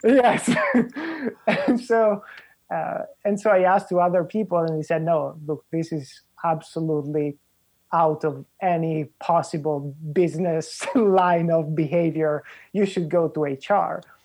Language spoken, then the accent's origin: English; Italy; also born or lived in Spain / Puerto Rico; now in United States; I'm originally from Italy but um, when I when I came here to the U.S., I first went to Spain and I lived there for a while, and then I was in Puerto Rico for a while